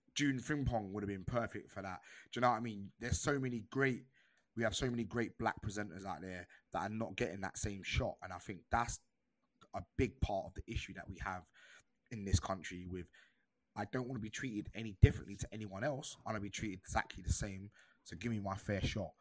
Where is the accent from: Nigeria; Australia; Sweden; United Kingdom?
United Kingdom; culturally, I am British